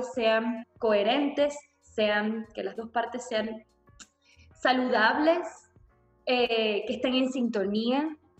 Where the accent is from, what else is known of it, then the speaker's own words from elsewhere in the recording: Venezuela; me sentí representada como mujer venezolana